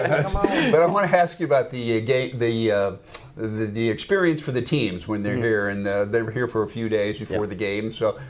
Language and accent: English; Kennesaw, Georgia, United States; now in Shreveport, United States; I'm Kennesaw. It's northwest.